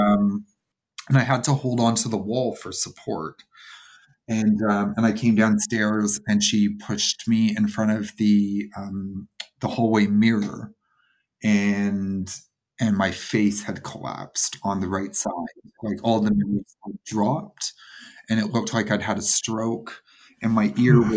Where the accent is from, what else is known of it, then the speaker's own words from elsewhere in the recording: Toronto, Ontario, Canada; I'm from Toronto, so paddleboarding was really taking off about 10 years ago here